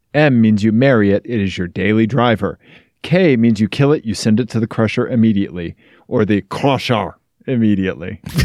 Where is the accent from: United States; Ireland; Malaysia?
United States; Missouri; I'm from Missouri